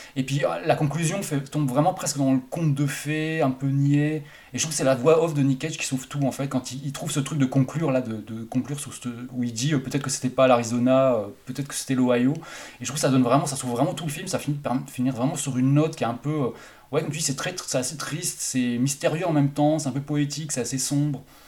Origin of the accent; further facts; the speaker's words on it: Haute-Saône, Bourgogne-Franche-Comté, France; le cinéma de mon bled à moi, donc en Haute-Saône